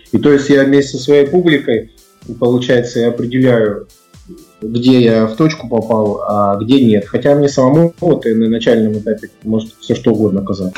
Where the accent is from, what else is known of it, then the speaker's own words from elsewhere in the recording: Kurgan, Kurgan Oblast, Russia; moved away; Я и сам из Кургана